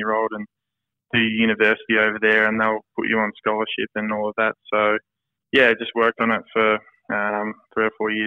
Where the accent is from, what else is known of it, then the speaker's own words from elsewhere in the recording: Ballarat, Victoria, Australia; I'm actually a Ballarat boy. So I grew up in grew up on a farm about 10 minutes. Well, not really, a small hobby farm about 10 minutes out of Ballarat.